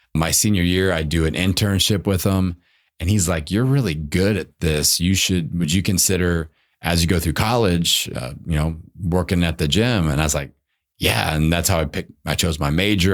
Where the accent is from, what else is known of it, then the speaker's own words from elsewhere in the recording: Indiana, United States; I grew up in Indiana playing basketball